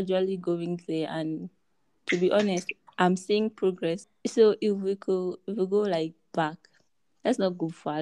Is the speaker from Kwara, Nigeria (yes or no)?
no; Plateau, Nigeria; I'm from Plateau State.